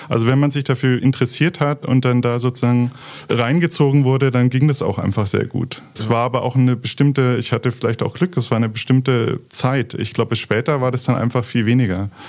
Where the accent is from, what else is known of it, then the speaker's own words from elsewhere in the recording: Nuremberg, Bavaria, Germany; ich bin in Nürnberg aufgewachsen